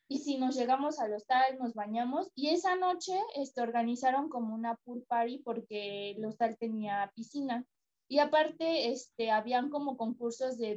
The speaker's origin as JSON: {"language": "Spanish", "region": "Mendoza", "country": "Argentina", "tie": "born or raised there", "said": "Yo llego desde mi pueblo de Mendoza a Buenos Aires, porque de ahí salía el tour."}